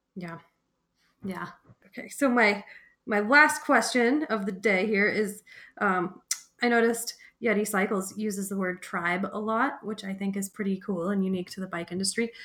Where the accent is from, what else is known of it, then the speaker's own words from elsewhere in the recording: Fort Collins, Colorado, United States; I grew up in Fort Collins, working in bike shops